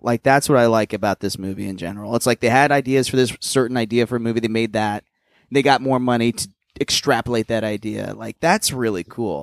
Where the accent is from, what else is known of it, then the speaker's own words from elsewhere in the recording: Plano, Texas, United States; moved away as an adult; also born or lived in New York; My hometown was famous for heroin at one point.